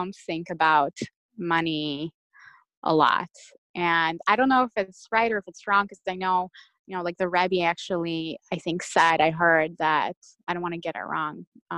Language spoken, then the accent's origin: English; Russia; now in Detroit, United States; I'm Russian by birth. I was born in Russia